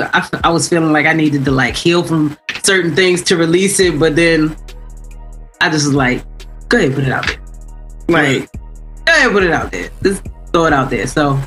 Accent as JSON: {"language": "English", "town": "Baltimore", "region": "Maryland", "country": "United States", "also_born_or_lived": "Orlando", "said": "I'm from here. Okay. I'm from Baltimore."}